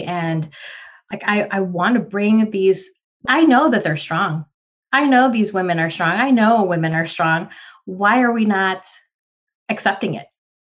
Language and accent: English; Philippines; And I'm sorry, for me being a Filipino woman, I love my Filipino food. I love rice.